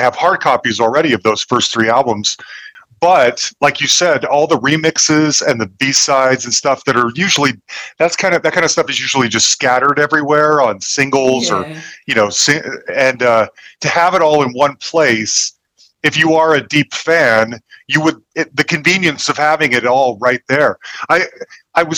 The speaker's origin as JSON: {"language": "English", "region": "Utah", "country": "United States", "moved": "yes", "lives_now": "Denver, United States", "said": "I'm from Utah originally"}